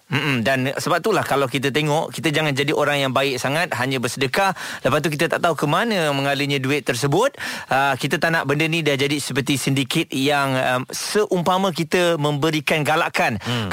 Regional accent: Malaysia; kita sebagai rakyat Malaysia

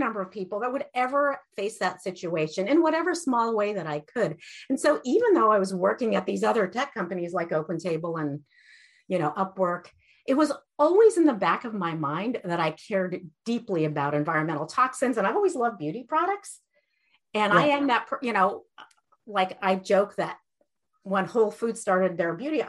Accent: Iran; moved away; I grew up in Iran, and we lost everything after the Iranian revolution

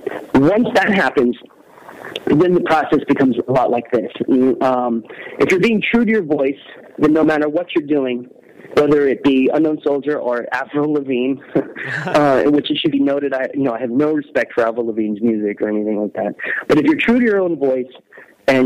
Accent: Texas, United States; I am from Texas

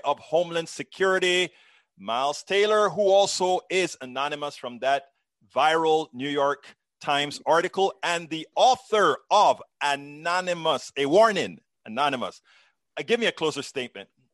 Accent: Panama; moved away; I'm from Central America, Panama

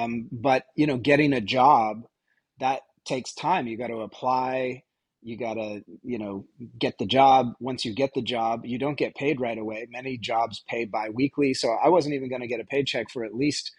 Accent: Vermont, United States; moved away as an adult; also born or lived in New York City; I'm originally from Vermont

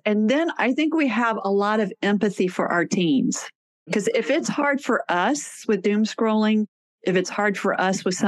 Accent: Texas, United States; I'm from Texas

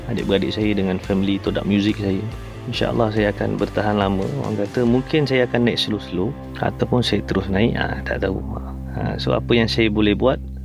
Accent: Malacca, Malaysia; Saya berasal daripada Melaka

